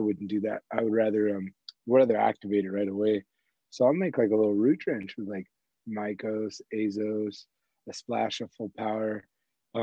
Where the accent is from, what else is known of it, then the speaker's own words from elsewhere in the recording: Southern California, United States; moved away; I grew up in SoCal